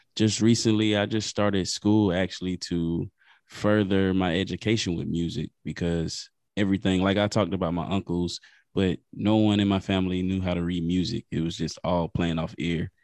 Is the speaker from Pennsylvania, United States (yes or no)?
no; Lake City, South Carolina, United States; I'm from South Carolina, a small town, Lake City